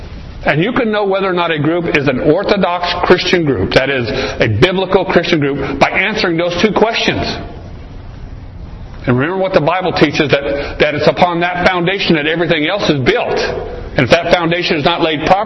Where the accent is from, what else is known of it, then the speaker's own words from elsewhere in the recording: Arizona, United States; I grew up here in Arizona